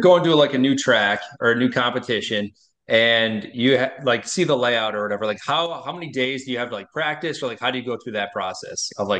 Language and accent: English; Wisconsin, United States; moved away; So I am I'm not from Nevada. I'm from Wisconsin.